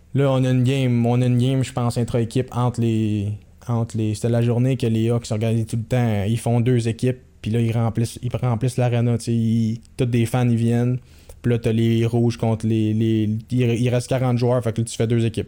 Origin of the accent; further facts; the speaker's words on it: Quebec, Canada; je venais du Québec